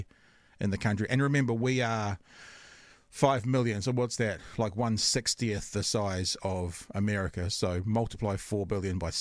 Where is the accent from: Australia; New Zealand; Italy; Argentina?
New Zealand; I'm from New Zealand